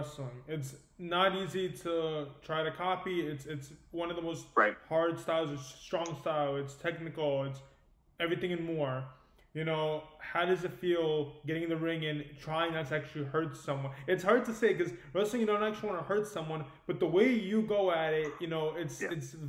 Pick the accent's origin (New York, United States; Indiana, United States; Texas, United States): New York, United States; I'm from New York